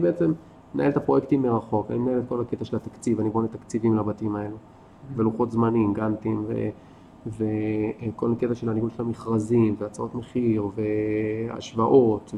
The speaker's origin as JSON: {"language": "Hebrew", "town": "Ashkelon", "region": "Southern District", "country": "Israel", "tie": "born or raised there", "also_born_or_lived": "Tel Aviv, Israel", "moved": "as an adult", "lives_now": "Kibbutz Nitzanim, Israel", "said": "אני גדלתי באשקלון"}